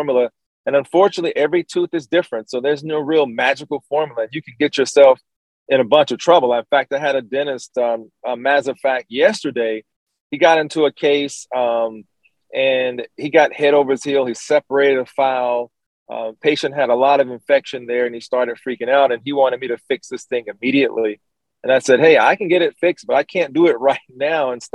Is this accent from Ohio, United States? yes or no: no; Columbus, Georgia, United States; my hometown of Columbus, Georgia.